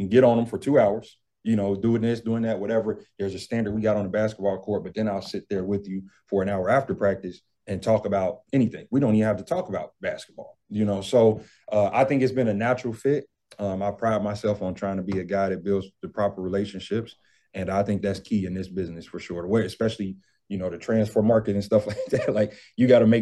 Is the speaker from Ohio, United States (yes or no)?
yes; Cincinnati, Ohio, United States; moved away; I'm from Ohio, I'm from Cincinnati